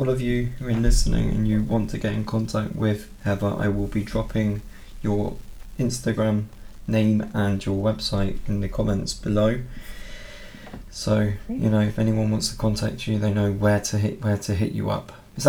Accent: United Kingdom; Well, even me as a British person

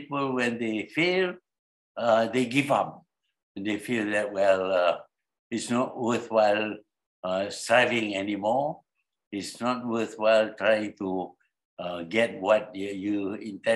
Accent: Malaysia; Malaya was our country

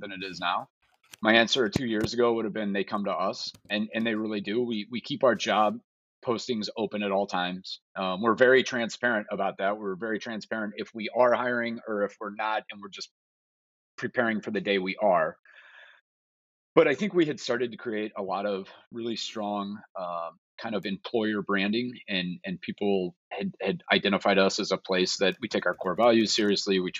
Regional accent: St. Louis, Missouri, United States; I'm from the St. Louis area.

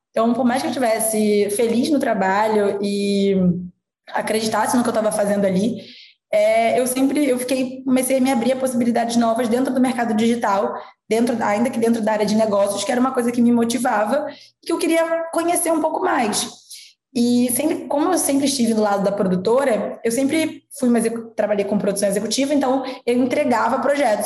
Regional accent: interior of Rio de Janeiro state, Brazil; moved away as an adult; Eu sou do interior do Rio, então eu morava no Rio de Janeiro, fui fazer faculdade

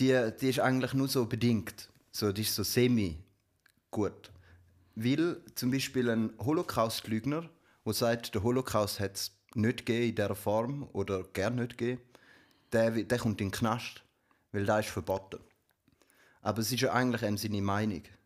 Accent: Switzerland; bei uns in der Schweiz

